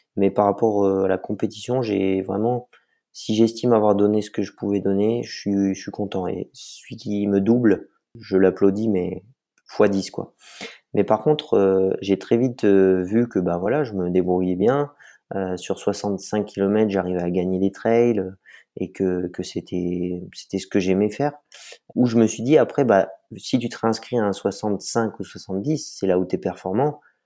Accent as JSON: {"language": "French", "area": "Vercors", "region": "Auvergne-Rhône-Alpes", "country": "France", "tie": "born or raised there", "moved": "yes", "lives_now": "La Rosière, France", "said": "Je suis né dans le Vercors, euh, mes parents y habitent toujours. Donc, j'ai commencé par le ski alpin à deux ans"}